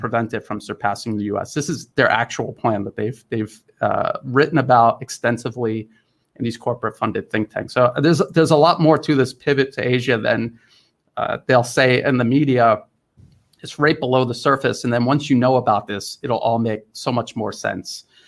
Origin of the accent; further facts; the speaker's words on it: United States; now in Thailand; as an American